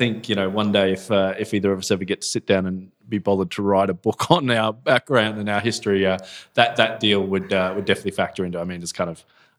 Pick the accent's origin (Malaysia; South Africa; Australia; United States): Australia; I'm an Aussie, come from Australia, was originally a lawyer in Australia, real estate lawyer there